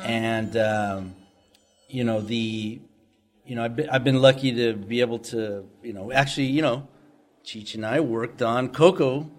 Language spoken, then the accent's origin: English; San Diego, California, United States; I grew up in San Diego